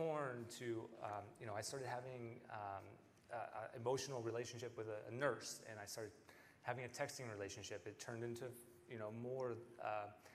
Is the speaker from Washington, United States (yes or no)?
yes; Bremerton, Washington, United States; moved away as an adult; now in Iowa, United States; I'm from Bremerton, Washington originally